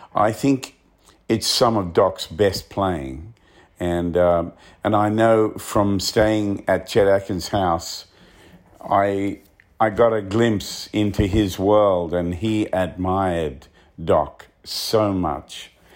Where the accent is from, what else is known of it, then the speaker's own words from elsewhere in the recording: Australia; Growing up in Australia, especially being out in the bush like where I came from